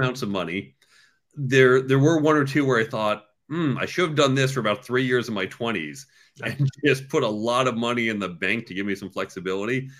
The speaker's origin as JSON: {"language": "English", "region": "suburbs of New York", "country": "United States", "tie": "born or raised there", "also_born_or_lived": "Chicago / Cambridge", "said": "I was born in New York and I grew up in the suburbs of New York"}